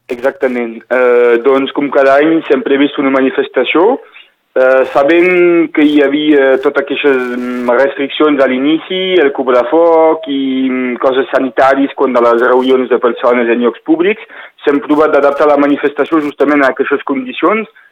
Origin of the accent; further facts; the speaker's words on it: Northern Catalonia, Occitania, France; la realitat que vivim aquí com a catalans